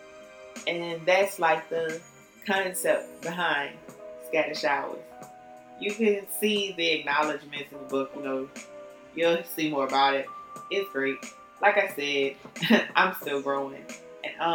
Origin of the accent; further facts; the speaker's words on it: New Orleans, Louisiana, United States; I'm from New Orleans